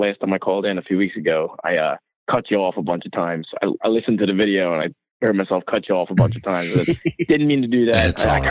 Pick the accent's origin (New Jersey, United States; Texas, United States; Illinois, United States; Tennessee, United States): New Jersey, United States; I live 15 minutes from the Eagle Stadium. I'm from New Jersey.